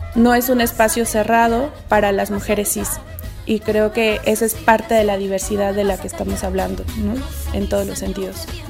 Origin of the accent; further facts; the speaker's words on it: Mexico City, Mexico; now in San Cristóbal de las Casas, Mexico; personas de la ciudad, como es mi caso y, el tuyo, que venimos de la Ciudad de México